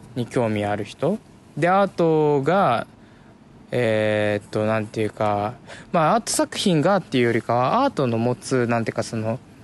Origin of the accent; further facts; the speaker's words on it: Tokyo, Japan; 僕は東京生まれ東京育ち